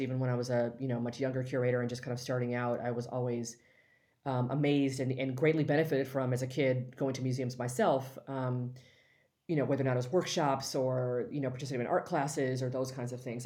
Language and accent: English; Los Angeles, California, United States; I'm from L A, born and raised